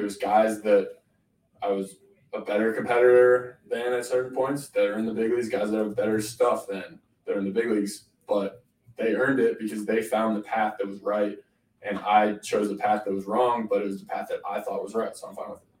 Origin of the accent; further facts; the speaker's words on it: Canada; I grew up in Canada